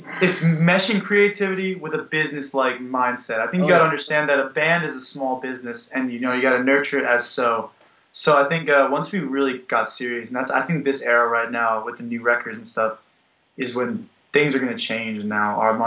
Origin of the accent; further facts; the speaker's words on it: Mahopac area, New York, United States; half of us are from Maypac Falls, which is one side of town. And me and him, Proven Falls